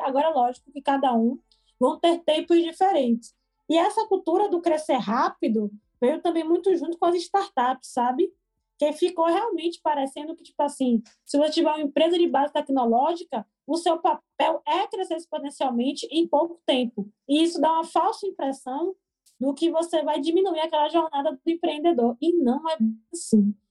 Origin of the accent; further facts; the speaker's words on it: Salvador, Bahia, Brazil; sou nascida e criada aqui de Vale da Federação, que é um bairro periférico daqui de Salvador